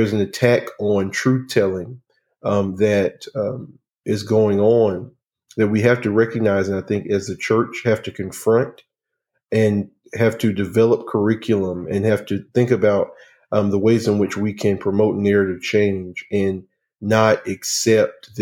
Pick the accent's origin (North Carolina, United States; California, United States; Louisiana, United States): North Carolina, United States; growing up in North Carolina